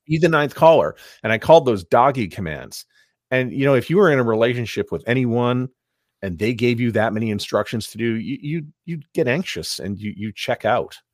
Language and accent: English; Montreal, Quebec, Canada; I'm from Montreal where, um, you know, I grew up listening on Shalom F M